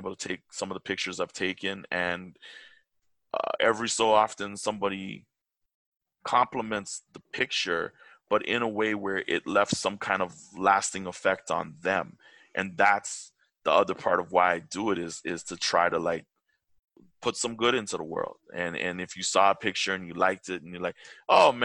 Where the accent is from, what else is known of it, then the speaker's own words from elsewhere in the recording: Toronto, Ontario, Canada; I'm a Toronto-born boy. Very proud. I'm a very proud man being from Toronto. I love my hometown.